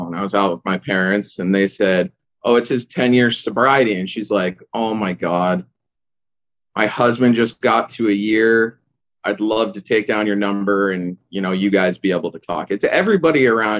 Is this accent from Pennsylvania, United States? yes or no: no; Irvine, California, United States; I grew up in Southern California in Irvine